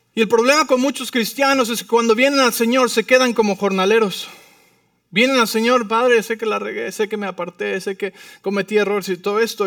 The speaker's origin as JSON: {"language": "Spanish", "region": "Mexico City", "country": "Mexico", "moved": "yes", "lives_now": "Arizona, United States", "said": "Vivo en Arizona, pero soy de la Ciudad de México."}